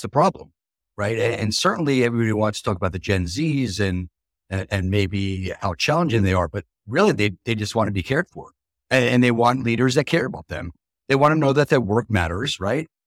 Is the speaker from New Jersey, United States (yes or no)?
yes; New Jersey, United States; I'm from New Jersey as well